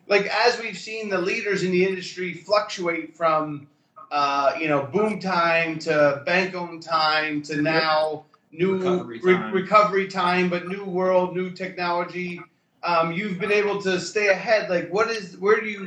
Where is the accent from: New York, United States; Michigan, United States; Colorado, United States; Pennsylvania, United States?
Pennsylvania, United States; moved away; I was from Pennsylvania